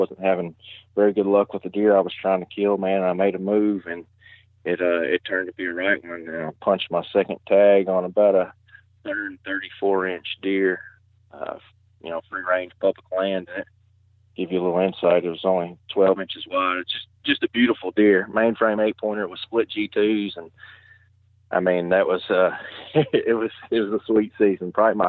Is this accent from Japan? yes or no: no; Kentucky, United States; Man, I'm from West Kentucky, and I actually sit right on the Ohio River.